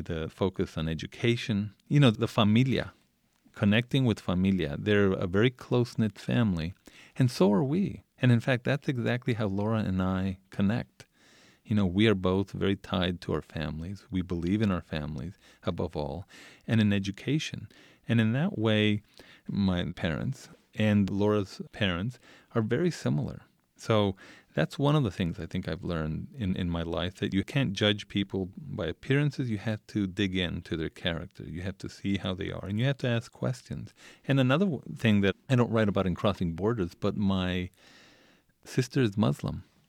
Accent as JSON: {"language": "English", "town": "El Paso", "region": "Texas", "country": "United States", "tie": "born or raised there", "moved": "yes", "said": "I, I grew up in Isleta when Isleta was a shanty town. It's, it's in the outskirts of El Paso."}